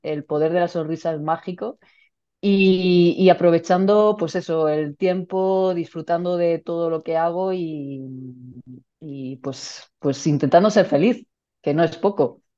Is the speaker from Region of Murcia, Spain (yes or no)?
yes; Region of Murcia, Spain; also born or lived in Valencia; murciana, madre de dos hijas